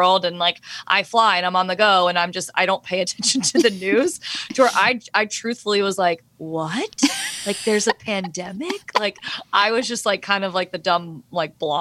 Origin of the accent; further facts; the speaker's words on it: the South, United States; I'm from the South